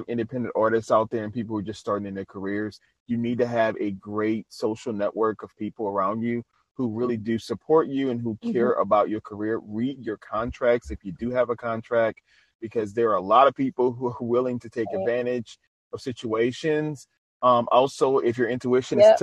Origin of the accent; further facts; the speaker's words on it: New Orleans, Louisiana, United States; moved away; my hometown, because I'm originally from New Orleans, Louisiana